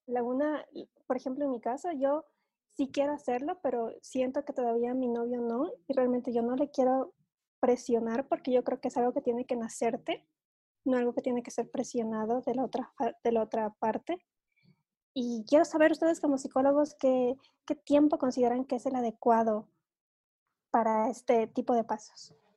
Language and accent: Spanish; Ecuador; aquí en mi país